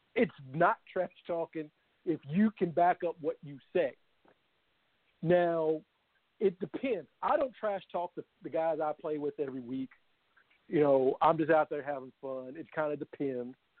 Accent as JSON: {"language": "English", "town": "Louisville", "region": "Kentucky", "country": "United States", "tie": "born or raised there", "said": "born and raised in Louisville"}